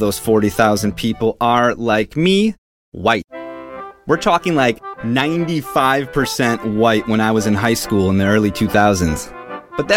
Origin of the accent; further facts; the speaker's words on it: Brookfield, Wisconsin, United States; I grew up in Brookfield, a suburb just west of Milwaukee that's affluent by design